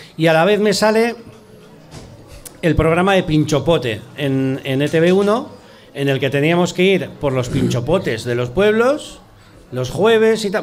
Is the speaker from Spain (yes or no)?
yes; Basque Country, Spain; accent: Basque; los actores vascos vamos allí y te dicen, macho, tienes un acento vasco